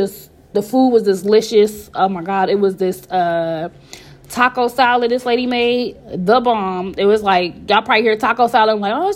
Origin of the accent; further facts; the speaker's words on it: Columbus, Ohio, United States; I'm from Columbus, Ohio